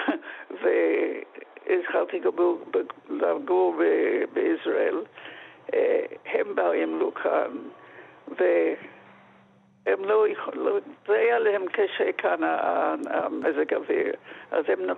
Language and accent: Hebrew; Australia; now in Israel; ההורים שלי היו באוסטרליה, אני נולדתי באוסטרליה